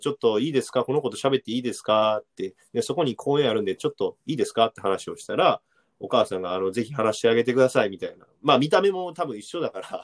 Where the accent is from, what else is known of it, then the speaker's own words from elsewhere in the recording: Amagasaki, Hyogo, Japan; 尼崎、兵庫県の尼崎出身なんですけど